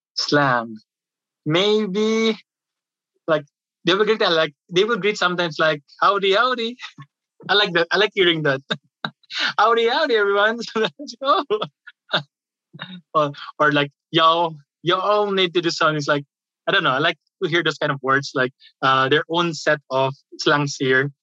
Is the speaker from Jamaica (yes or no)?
no; Manila, Metro Manila, Philippines; moved away as an adult; now in Kentucky, United States; I'm from the Philippines